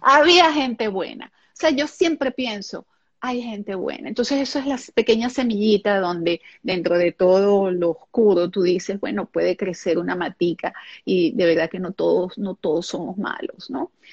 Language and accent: Spanish; Venezuela; first language German; Spanish is a second language; also born or lived in Israel; llegar a Venezuela tengo muchos momentos así, recuerda que era pequeña